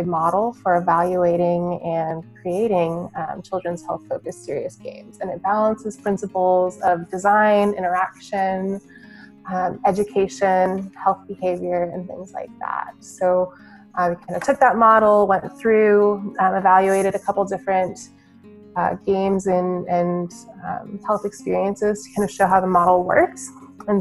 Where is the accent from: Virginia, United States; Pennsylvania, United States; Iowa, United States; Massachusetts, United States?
Iowa, United States; moved away; I was born and raised in Iowa, middle of the country